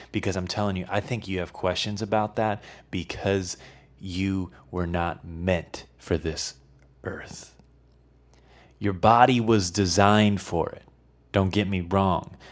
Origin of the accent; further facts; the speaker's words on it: Midwest, United States; moved away; I, I was from the Midwest, so we, we had tornadoes.